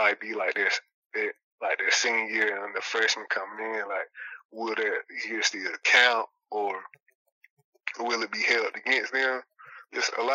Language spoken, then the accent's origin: English; Moultrie, Georgia, United States; my hometown, Moultrie, Georgia